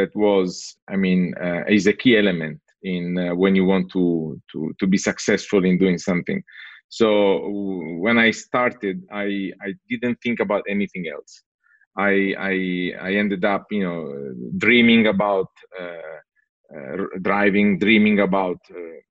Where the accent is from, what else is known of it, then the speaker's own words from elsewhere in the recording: Italy; moved away; also born or lived in San Francisco; when I went back to Italy, I had the opportunity to try a car in my hometown